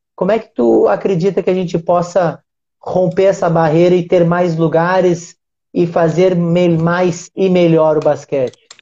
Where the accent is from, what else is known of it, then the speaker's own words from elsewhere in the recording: Uruguaiana, Rio Grande do Sul, Brazil; eu sou do Rio Grande do Sul